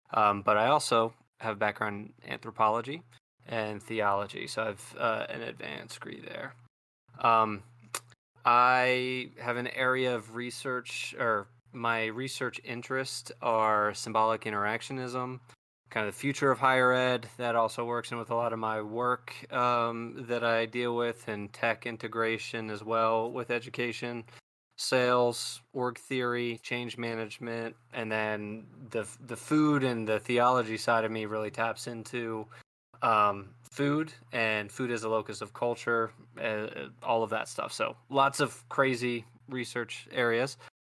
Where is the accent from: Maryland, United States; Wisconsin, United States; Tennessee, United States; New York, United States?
Maryland, United States; moved away as an adult; now in Northern Virginia, United States; Grandfather was that, where I grew up in Maryland, very Catholic, and then eventually got confirmed myself.